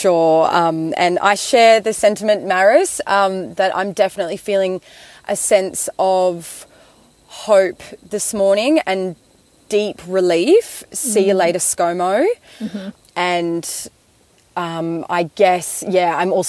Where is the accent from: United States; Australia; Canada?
Australia; Gumbaynggirr country, New South Wales; moved away as an adult; I grew up here and haven't really lived here since I was sort of 18, 19, but I'm back here for a couple of months